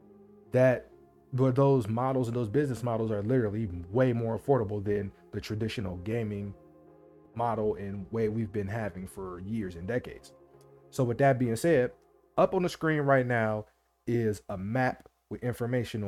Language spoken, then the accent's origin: English; Midwest, United States; I'm from the Midwest. I live in the Midwest